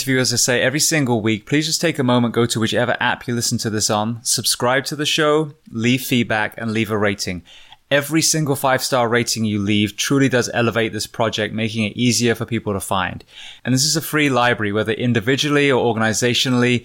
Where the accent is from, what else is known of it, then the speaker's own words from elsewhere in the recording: Bath, South West England, United Kingdom; moved away; I grew up just outside of Bath, went to school in Bath